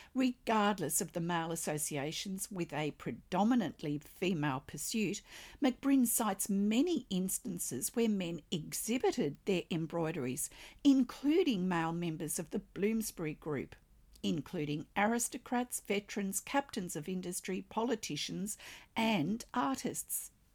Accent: Australia; I'm an Australian textile artist

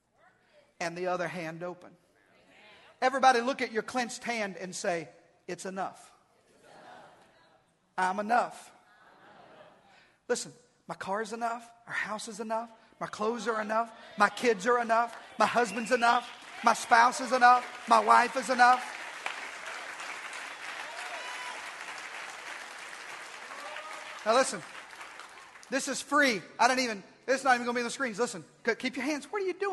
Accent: Arkansas, United States; we're both from Arkansas

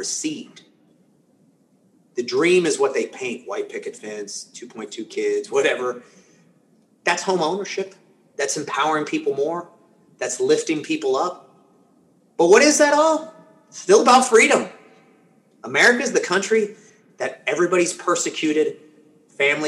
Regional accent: Atlanta, Georgia, United States; first language Spanish; English is a second language; I grew up in inner city Atlanta

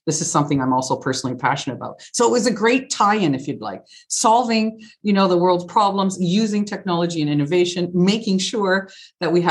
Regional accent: Canada; moved away as an adult; also born or lived in United Kingdom; now in Germany; I am Canadian, born and raised, and of Italian descent

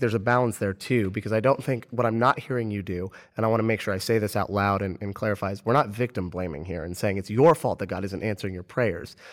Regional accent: Orlando, Florida, United States; I'm from Orlando

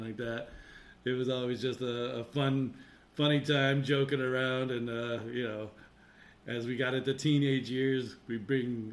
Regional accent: Connecticut, United States; growing up in Connecticut, there's a lot of hills

